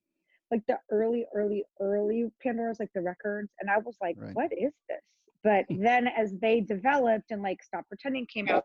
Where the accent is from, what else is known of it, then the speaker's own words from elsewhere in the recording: Los Angeles, California, United States; I grew up in the Valley, nice Jewish girl from the Valley.